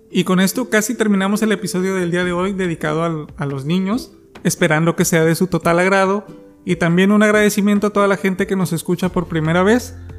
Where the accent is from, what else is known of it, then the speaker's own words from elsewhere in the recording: Guadalajara, Jalisco, Mexico; tengo 9 años, soy de Guadalajara